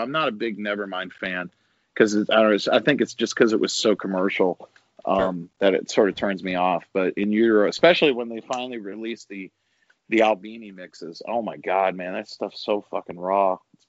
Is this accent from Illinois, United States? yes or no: yes; Chicago, Illinois, United States; now in Nashville, United States; I was born and raised in Chicago, and so it's all things Chicago, man.